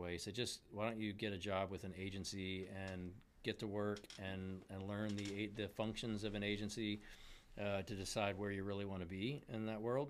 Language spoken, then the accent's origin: English; Houston, Texas, United States; now in Austin, United States; I grew up in Houston